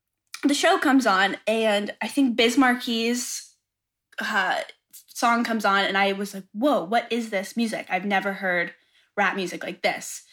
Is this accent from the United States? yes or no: yes; Atlanta, Georgia, United States; So I am from Atlanta, Georgia. I always grew up around music, being in an area that, live music is huge